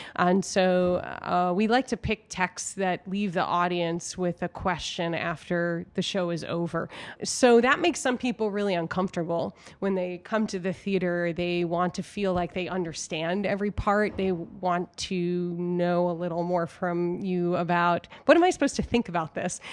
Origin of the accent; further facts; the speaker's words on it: New York, United States; now in Chicago, United States; I grew up in New York